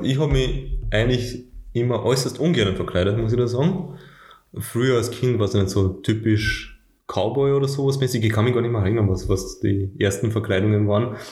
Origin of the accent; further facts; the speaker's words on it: Austria; bei uns in Österreich